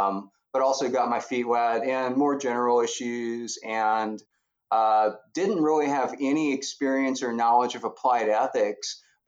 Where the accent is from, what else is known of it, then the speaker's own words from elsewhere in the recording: Louisiana, United States; moved away as an adult; also born or lived in Denton, Texas / Corvallis, Oregon / Colorado; now in Lake Charles, United States; I grew up in Louisiana